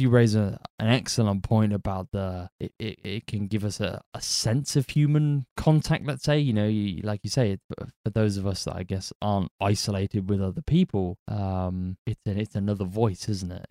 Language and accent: English; United Kingdom; I'm British